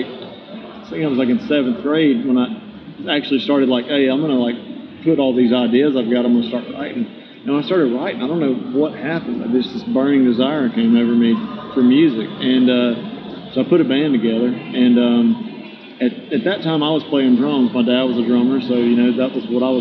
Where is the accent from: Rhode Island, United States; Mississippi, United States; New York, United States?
Mississippi, United States; about 30 miles east of Biloxi, Mississippi Gulf Coast, United States; It's about 30 miles west of my hometown, down on the coast in Biloxi, Mississippi.